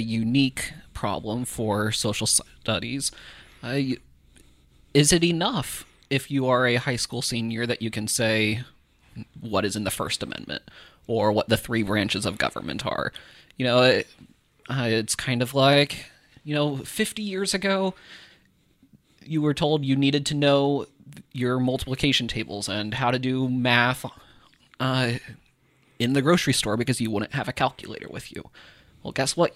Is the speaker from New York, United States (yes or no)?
no; Iowa, United States; growing up in Iowa, there were, I had classmates who lived in Humboldt